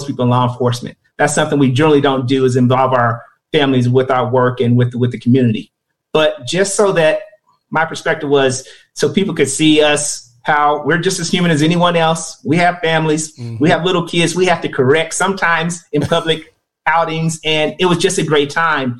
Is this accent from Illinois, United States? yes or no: no; Kansas City, Missouri, United States; I grew up in Kansas City in the urban core off of 47 to Cleveland Old area, Vineyard Gardens neighborhood